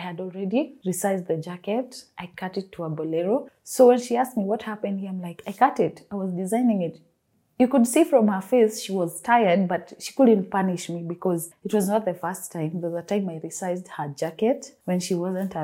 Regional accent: Nairobi, Kenya; I'm from Nairobi, Kenya

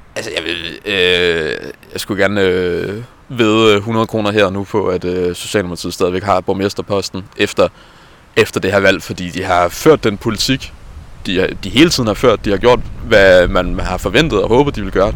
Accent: Jonstrup, Capital Region of Denmark, Denmark; jeg kommer fra Jonstrup, som er en lidt mindre by uden for Værløs

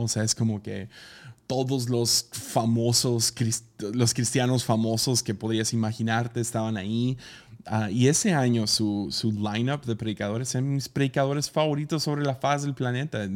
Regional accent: Tepic, Nayarit, Mexico; Pues ahí del sobaco de México, en Tepic.

